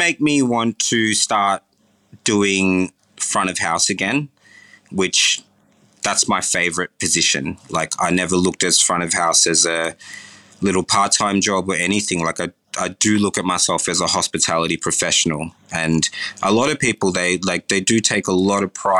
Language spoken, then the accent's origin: English; Fiji; I was born in Fiji.